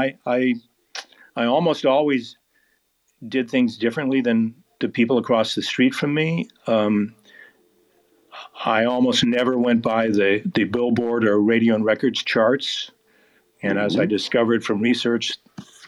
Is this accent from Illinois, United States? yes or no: no; Portland, Oregon, United States; now in Phoenix, United States; I grew up in Portland, Oregon, which is a beautiful place, but it rains a lot